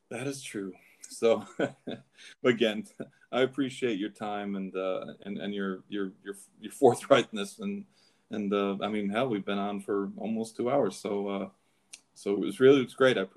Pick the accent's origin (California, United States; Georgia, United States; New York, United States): New York, United States; Saratoga Springs; also born or lived in Kentucky / New Jersey; No, I, I'm actually from Saratoga, but um, you know, I bounced around. I, I left Kentucky and, I, and I, I, was in New Jersey for like four years.